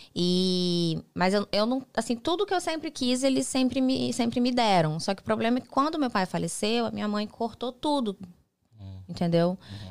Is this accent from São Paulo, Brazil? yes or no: no; Mato Grosso, Brazil; moved away as an adult; also born or lived in Guarapuava, Paraná / Rio de Janeiro / Texas / Miami; now in United States; eu sou natural de Guarapuava, Paraná. Uhum. Uma cidade no interior do, do Paraná. Me criei é, em Mato Grosso, mudei muito nova para Mato Grosso